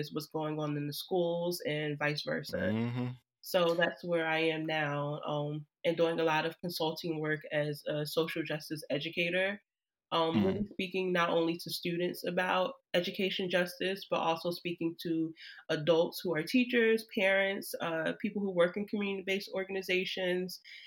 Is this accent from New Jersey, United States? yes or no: yes; Trenton, New Jersey, United States; now in Newark, United States; I'm from Jersey born and raised